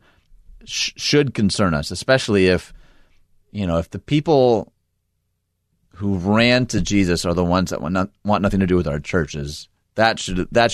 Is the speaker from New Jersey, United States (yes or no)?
no; outside Detroit, Michigan, United States; moved away; also born or lived in Elgin, Illinois / Naperville, Illinois; I grew up outside Detroit